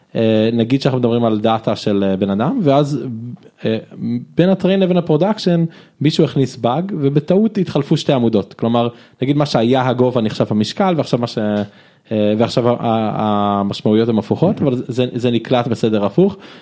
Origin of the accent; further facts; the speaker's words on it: Israel; also born or lived in United States / Jerusalem; נולדתי בארצות הברית באמת, אתם יכולים לזהות לפי השם, בגיל חמש עליתי לארץ